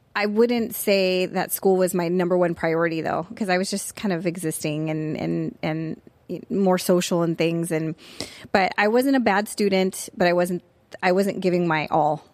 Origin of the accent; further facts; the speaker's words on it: Tustin, California, United States; also born or lived in Pensacola, Florida; I grew up in Tustin when it was fairly a small community